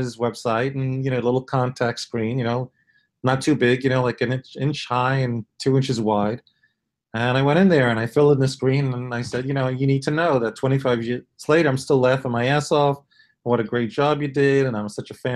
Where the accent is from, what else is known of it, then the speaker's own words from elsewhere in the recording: New York City, New York, United States; moved away; I'm originally from Brooklyn